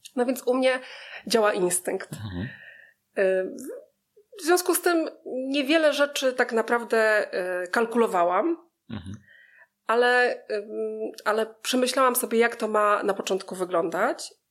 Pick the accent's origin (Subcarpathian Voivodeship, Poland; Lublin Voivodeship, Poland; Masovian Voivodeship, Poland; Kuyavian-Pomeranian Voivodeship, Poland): Masovian Voivodeship, Poland; Małkinia Górna; moved away as an adult; now in Warsaw, Poland; Pochodzę z takiej miejscowości na trasie Warszawa-Białystok, która się nazywa Małkinia